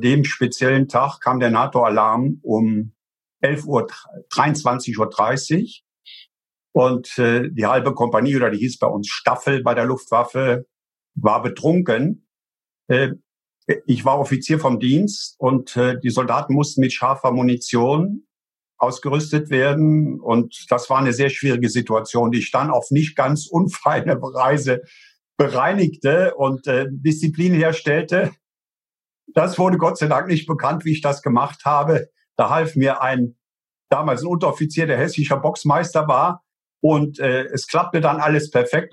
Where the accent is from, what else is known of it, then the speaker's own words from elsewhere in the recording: Eifel, Rhineland-Palatinate, Germany; Und ich komme ja aus der Eifel. Bei uns sind zwei große äh, Flugplätze